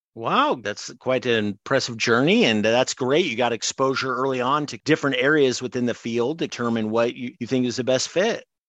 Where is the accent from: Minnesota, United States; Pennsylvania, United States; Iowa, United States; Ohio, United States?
Iowa, United States; Greenfield; my hometown in Adair County, Greenfield, Iowa